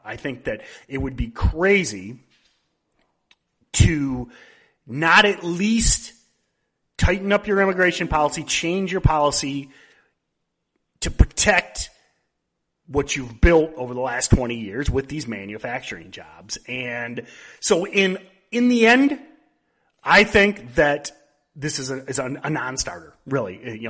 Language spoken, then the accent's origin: English; Michigan, United States; I'm from Michigan.